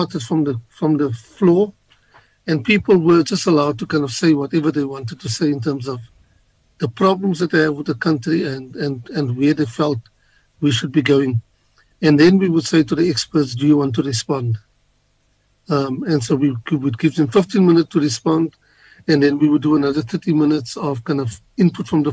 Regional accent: South Africa; we as South Africans, coming from our different backgrounds

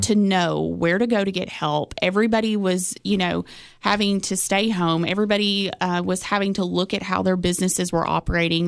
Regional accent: Cookeville, Tennessee, United States; growing up in Cookville

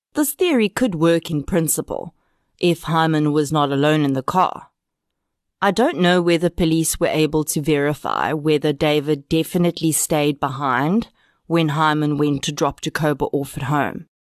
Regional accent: South Africa

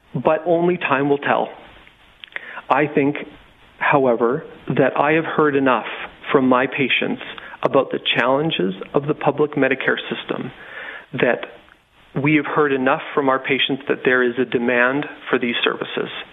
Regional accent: Regina, Saskatchewan, Canada; now in Moose Jaw, Canada; I'm from Regina

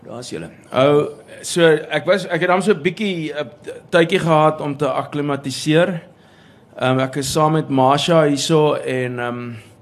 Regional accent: Pretoria, Gauteng, South Africa; moved away as an adult; toe ek groot geword het in Pretoria

